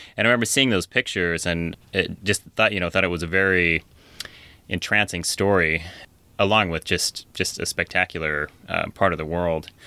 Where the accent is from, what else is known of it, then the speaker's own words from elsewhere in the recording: Ellensburg, Washington, United States; I grew up in Ellensburg, so in the middle part of Washington State